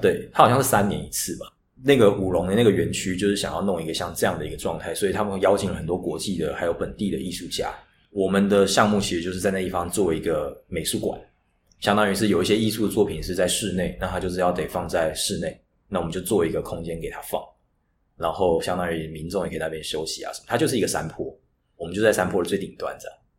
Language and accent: Chinese; Taichung, Taiwan; moved away as an adult; also born or lived in Beijing; 我是台中人